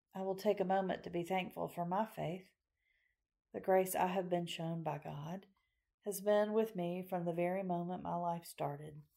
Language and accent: English; Macon, Georgia, United States; my hometown of Macon, Georgia